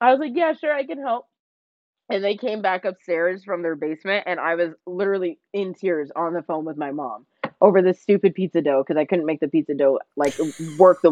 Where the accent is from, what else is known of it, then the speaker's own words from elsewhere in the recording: New Jersey, United States; moved away as an adult; now in California, United States; I'm from New Jersey, and so when I moved to California for college